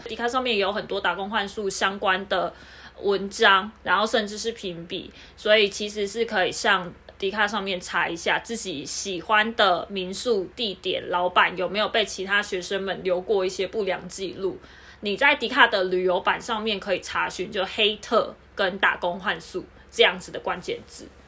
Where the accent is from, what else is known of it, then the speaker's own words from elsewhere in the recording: Kaohsiung, Taiwan; now in Taipei, Taiwan; 因为我是南部人啊